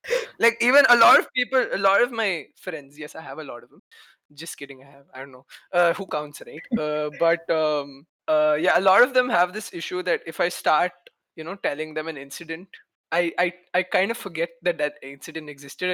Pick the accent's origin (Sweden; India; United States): India; Kerala; now in Pune, India; I'm from Kerala. I've been staying in Pune for, I don't know, 10 years or something.